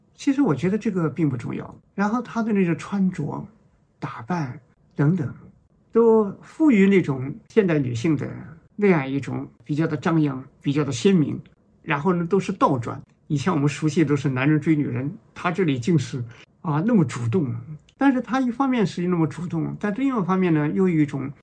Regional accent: China; 我们中国人

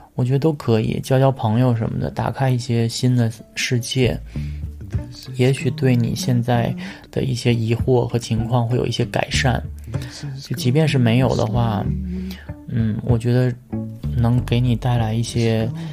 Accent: China; 我们都是在中国的传统家庭长大，我们都是有双亲，有父母，有爷爷奶奶，七大姑八大姨

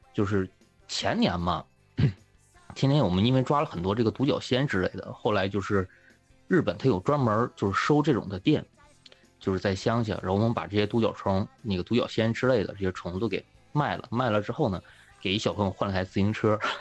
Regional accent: northern China, China; 其实我也是那个大院长大的

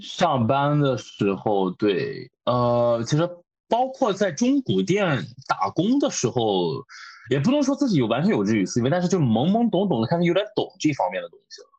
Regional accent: China; moved away as an adult; also born or lived in Tokyo, Japan; now in Kanagawa, Japan; 我是一个中国人

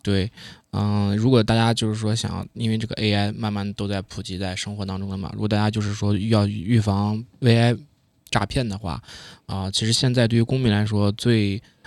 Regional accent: China; now in Toronto, Canada; 我们从小是在中国长大的嘛

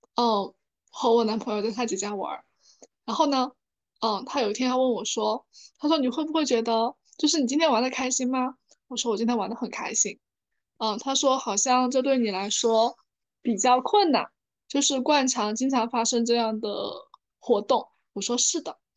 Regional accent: China; 我们中国人在集体主义文化背景下

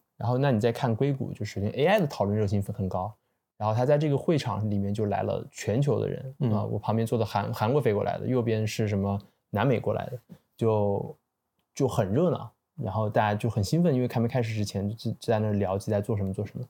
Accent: China; 我自己可能在中国长大学习

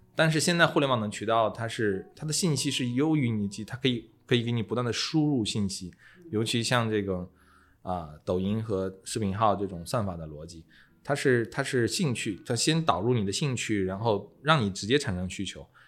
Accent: China; 我们中国人

